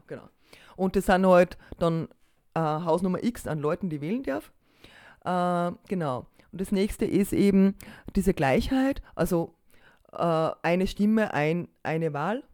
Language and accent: German; Austria; bei uns in Österreich